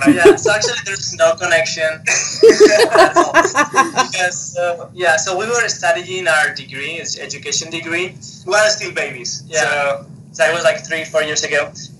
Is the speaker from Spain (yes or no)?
yes; Spain; English is a second language; moved away as an adult; now in United States; So we are originally from Spain, and like 5 years ago, right? Yeah, we moved to Utah to teach, and we are still in Utah.